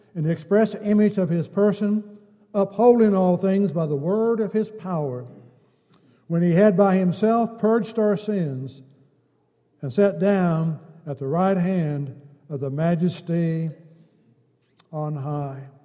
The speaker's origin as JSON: {"language": "English", "country": "United States", "said": "we're American citizens"}